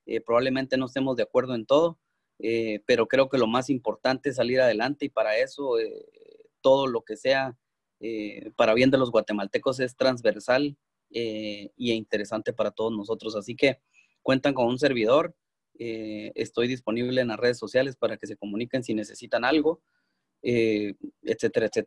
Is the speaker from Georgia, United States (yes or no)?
no; Texas, United States; Yo vengo de Texas, Texas no es tan solidario eh, como California